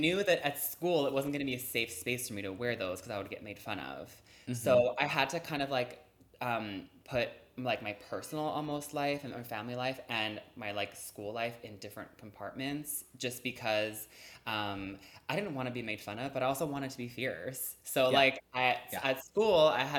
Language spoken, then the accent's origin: English; Montreal, Quebec, Canada; I'm from Montreal, so sometimes it snows at Halloween